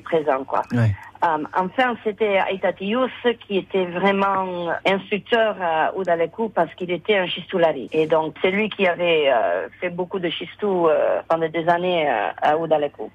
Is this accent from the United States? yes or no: yes; San Francisco, California, United States; Je suis née ici à San Francisco.